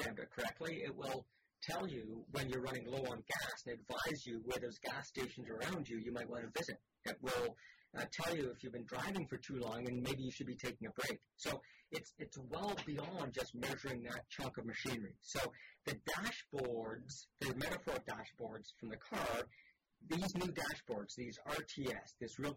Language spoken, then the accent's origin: English; Canada; as a Canadian